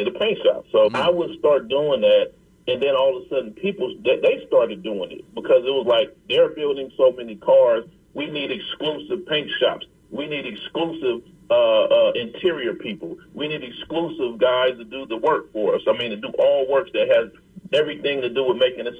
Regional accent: Compton, California, United States; growing up in Compton

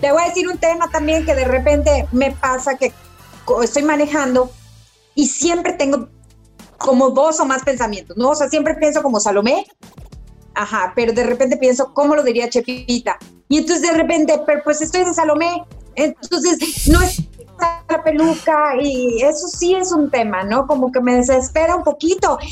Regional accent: Yucatán, Mexico; soy esa típica yucateca

